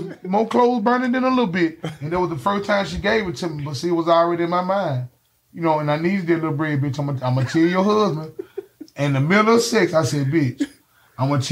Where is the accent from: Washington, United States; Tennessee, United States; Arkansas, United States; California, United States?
Tennessee, United States; Memphis; I'm from Elvis Presley Boulevard. I stay in the house on the hill